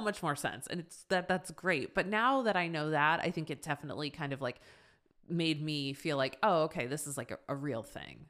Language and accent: English; Boston, Massachusetts, United States; now in Los Angeles, United States; I'm from Boston